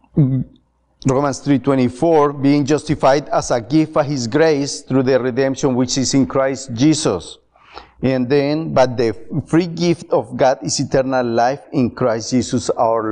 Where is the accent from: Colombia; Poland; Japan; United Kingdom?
Colombia; also born or lived in Atlanta, Georgia; now in Ohio, United States; I'm from Colombia, and I grew up in a Catholic home